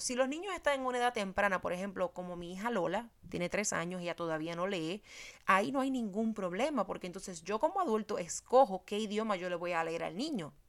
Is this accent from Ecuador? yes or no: no; Puerto Rico; moved away; soy puertorriqueña